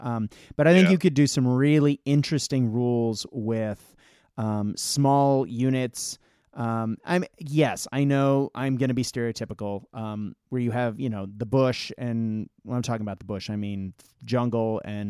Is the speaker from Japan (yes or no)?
yes; Japan; I grew up in Japan and traveling throughout Asia.